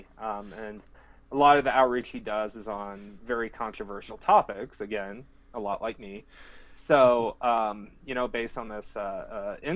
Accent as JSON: {"language": "English", "town": "Ankeny", "region": "Iowa", "country": "United States", "tie": "born or raised there", "also_born_or_lived": "Georgia", "moved": "as an adult", "said": "I am originally from Iowa. I grew up in a town called Ankeny, which is about halfway between Des Moines and Ames."}